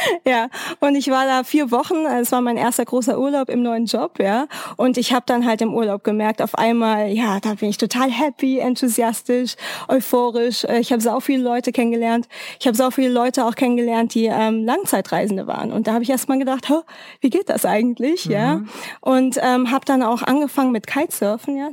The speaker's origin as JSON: {"language": "German", "town": "Frankfurt", "region": "Hesse", "country": "Germany", "also_born_or_lived": "Freiburg", "moved": "as an adult", "said": "Ich komme aus Frankfurt, also damals habe ich in Freiburg gewohnt"}